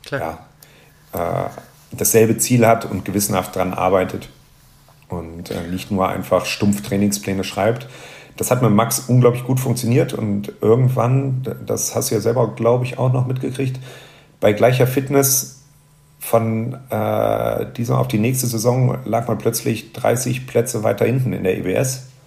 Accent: Rhineland, Germany; bei uns im Rheinland

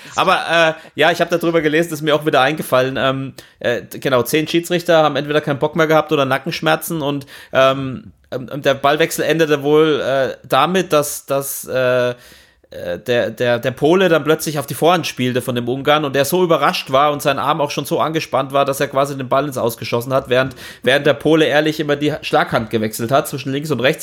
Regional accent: Franconia, Bavaria, Germany; als Franke

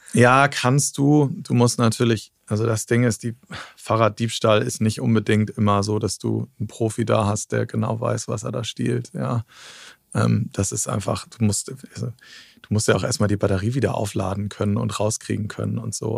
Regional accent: Cuxhaven, Lower Saxony, Germany; now in Berlin, Germany; ich komme aus Cuxhaven von der Nordseeküste

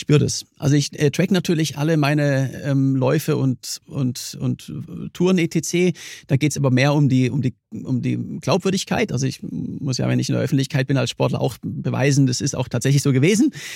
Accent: Germany; komme ich aus, aus Deutschland

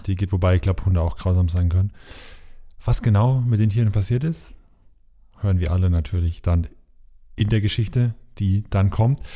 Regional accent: Coburg, Bavaria, Germany; unsere Heimat ist ja nicht so weit auseinander. Ich komme ja aus Coburg

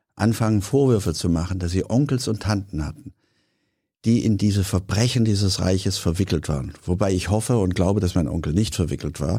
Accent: Hanau, Hesse, Germany; meine Heimatstadt, damals die Stadt meiner Eltern Hanau

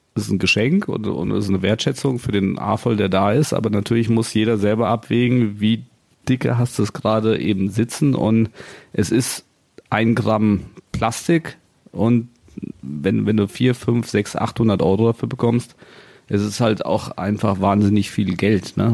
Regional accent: Cologne, North Rhine-Westphalia, Germany; als Kölner

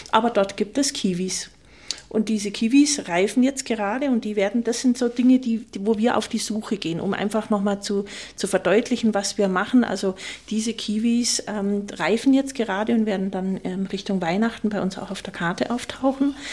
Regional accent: Rhineland, Germany; Also wir kommen ja aus dem Rheinland.

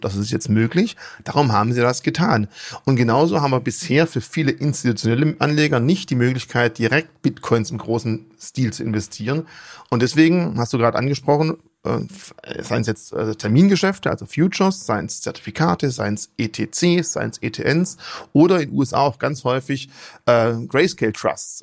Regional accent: Germany; bei uns in Deutschland

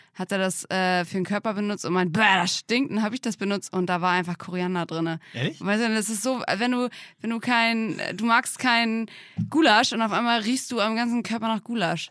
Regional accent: Drage, Germany; bin ich ja in Drage aufgewachsen, in einem kleinen Dorf mit 250

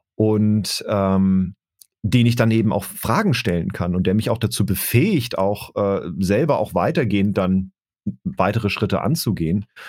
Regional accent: Baden-Württemberg, Germany; moved away; in meine alte Heimat nach Baden-Württemberg

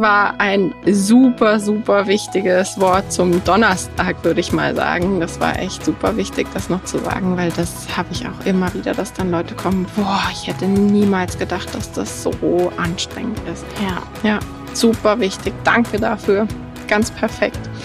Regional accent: Germany; bei uns in Deutschland

